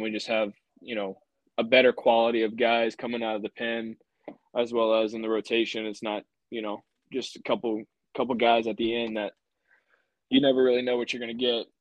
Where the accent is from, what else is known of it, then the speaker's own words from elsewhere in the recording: Louisiana, United States; growing up in Louisiana, you always go to Alex Box